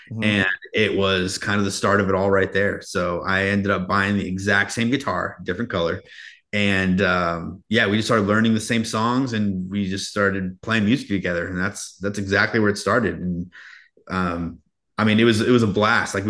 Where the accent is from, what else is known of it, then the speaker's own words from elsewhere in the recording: Yuba City, California, United States; I grew up in Northern California, a little town called Yuba City.